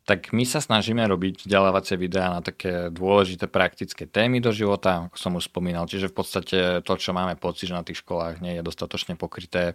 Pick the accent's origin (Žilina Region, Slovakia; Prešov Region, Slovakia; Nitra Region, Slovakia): Prešov Region, Slovakia; Prešov; also born or lived in Denmark / Canada; pochádzam z Prešova. Študoval som na gymnáziu v Prešove